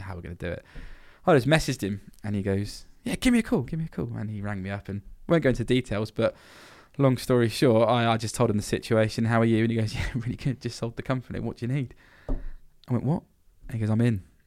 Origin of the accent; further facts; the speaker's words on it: Blandford Forum, South West England, United Kingdom; growing up in Blandford